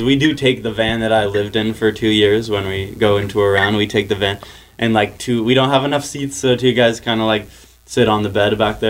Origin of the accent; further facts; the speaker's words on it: Oahu, Hawaii, United States; moved away as an adult; also born or lived in Nevada; I grew up on Oahu.